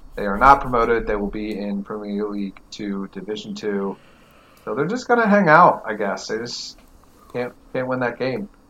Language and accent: English; Las Vegas, Nevada, United States; my hometown in Vegas